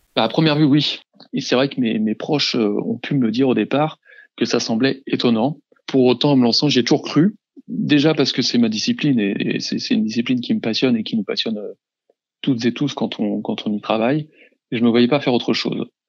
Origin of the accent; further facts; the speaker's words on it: around Rennes, Brittany, France; now in Rennes, France; revenir dans ma région d'origine en m'installant à Rennes